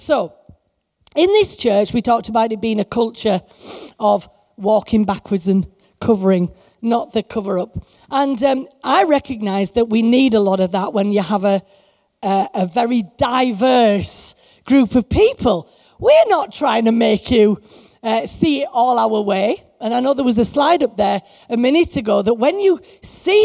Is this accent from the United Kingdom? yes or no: yes; England, United Kingdom; we're like as English Christians